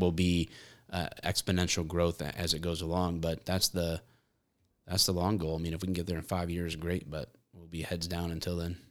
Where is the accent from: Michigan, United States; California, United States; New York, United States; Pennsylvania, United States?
Michigan, United States